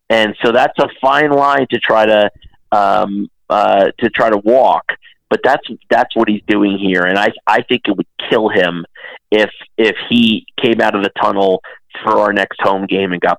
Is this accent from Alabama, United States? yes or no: no; Dallas, Texas, United States; You know, I grew up in Dallas, right?